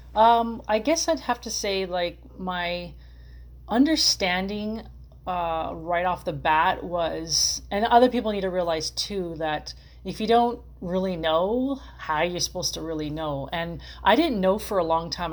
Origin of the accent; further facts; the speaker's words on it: Los Angeles, California, United States; I'm from Los Angeles